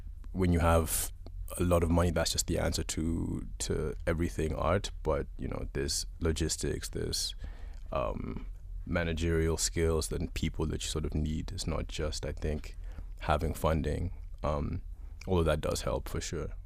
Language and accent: English; Uganda; I'm from Uganda. I'm born and raised, but sort of been up and down and around